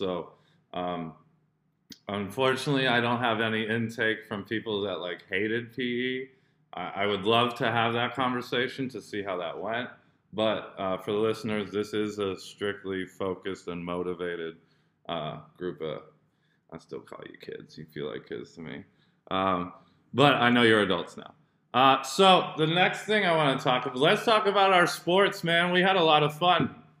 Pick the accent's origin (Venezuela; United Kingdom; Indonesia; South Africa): Indonesia; also born or lived in United States; I grew up in Indo too, so, but I am also American, so.